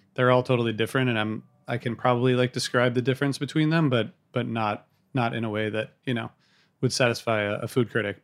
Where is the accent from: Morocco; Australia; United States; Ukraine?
United States; Midwest; I grew up in the Midwest